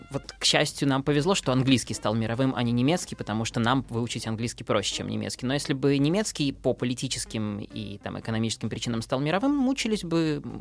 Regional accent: Kaliningrad, Kaliningrad Oblast, Russia; там я из Калининграда могу приехать на Дальний Восток и спокойно говорить так, как я говорю дома.

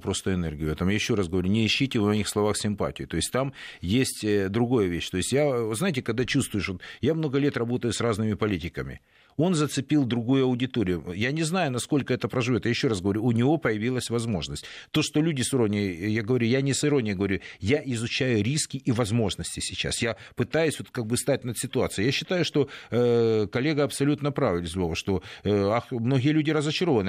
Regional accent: Donetsk, Donetsk Oblast, Ukraine; moved away; моему родному городу

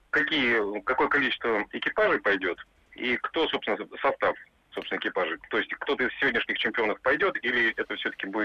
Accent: Moscow, Russia; Я из Москвы.

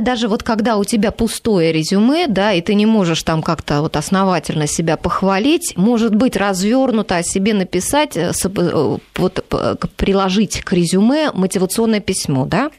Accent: Voronezh, Voronezh Oblast, Russia; now in Moscow, Russia; я, например, из Воронежа

